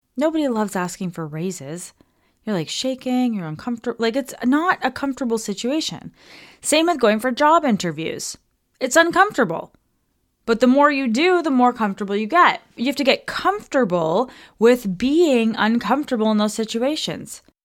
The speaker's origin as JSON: {"language": "English", "town": "Toronto", "region": "Ontario", "country": "Canada", "moved": "as an adult", "said": "We're from Toronto."}